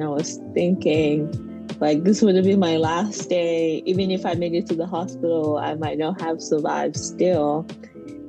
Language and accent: English; Anglophone region, Cameroon; moved away as an adult; now in United States; I grew up in Cameroon. I'm an Anglophone Cameroonian